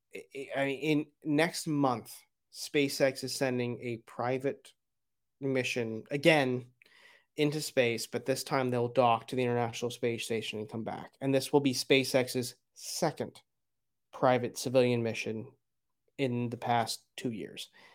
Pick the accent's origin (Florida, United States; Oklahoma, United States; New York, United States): Florida, United States; Broward County; I grew up in Broward County, down there with you